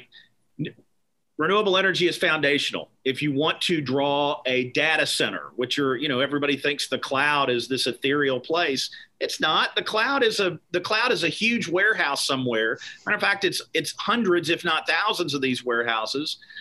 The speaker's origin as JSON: {"language": "English", "area": "Meade County", "region": "Kentucky", "country": "United States", "tie": "born or raised there", "said": "I am from Meade County, Kentucky, which is about an hour southwest of Louisville. My family grew tobacco in Kentucky for over 100 years. I grew up in the tobacco patch"}